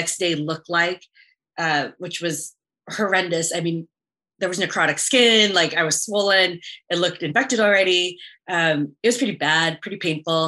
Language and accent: English; San Antonio, Texas, United States; moved away; I grew up in San Antonio